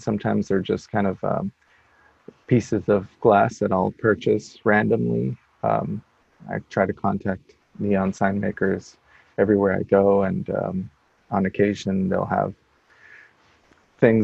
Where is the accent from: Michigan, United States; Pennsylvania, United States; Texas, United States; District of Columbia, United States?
Texas, United States; El Paso; also born or lived in Salt Lake City, Utah; now in Portland, United States; I'm originally from El Paso, Texas